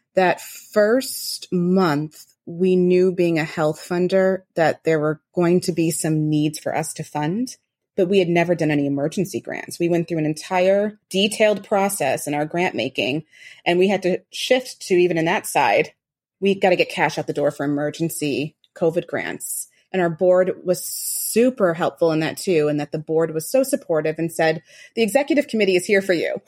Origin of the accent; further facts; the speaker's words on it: Rochester, New York, United States; I grew up in Western New York, um, Rochester, New York